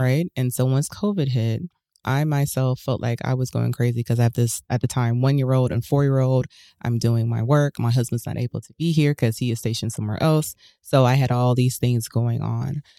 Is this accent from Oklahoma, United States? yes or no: no; Huntsville, Alabama, United States; I grew up in Huntsville, Alabama